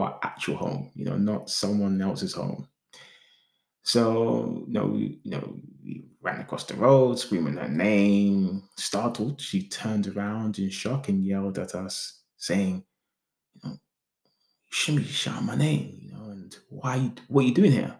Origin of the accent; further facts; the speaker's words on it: London, United Kingdom; also born or lived in Islington; the area that we grew up in Hackney